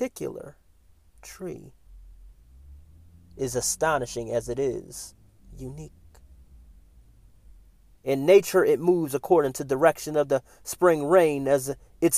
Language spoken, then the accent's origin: English; Philadelphia, Pennsylvania, United States; moved away; Philadelphia is my hometown.